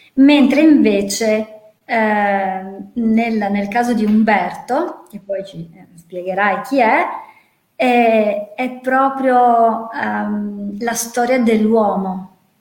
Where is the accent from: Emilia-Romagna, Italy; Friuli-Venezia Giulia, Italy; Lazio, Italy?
Friuli-Venezia Giulia, Italy; near Gorizia, Cervignano; io vengo dal Friuli